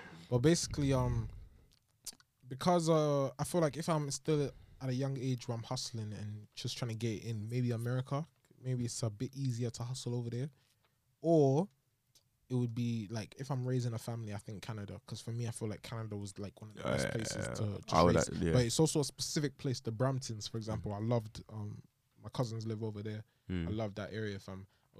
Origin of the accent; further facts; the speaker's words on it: Italy; born there; also born or lived in New York / Chicago / Toronto / Niger; I lived in Chicago. Lived in Toronto. And I lived in Niger as well. And then now I'm here. But I was born in Italy.